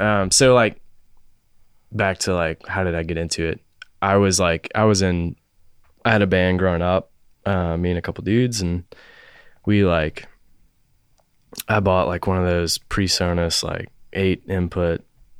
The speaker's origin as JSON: {"language": "English", "town": "Charlotte", "region": "North Carolina", "country": "United States", "tie": "born or raised there", "also_born_or_lived": "Jackson, Tennessee", "said": "So I grew up in Charlotte."}